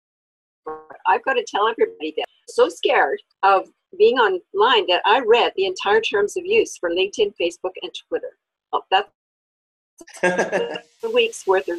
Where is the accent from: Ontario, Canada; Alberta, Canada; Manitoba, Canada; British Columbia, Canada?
Alberta, Canada; Born and raised in Alberta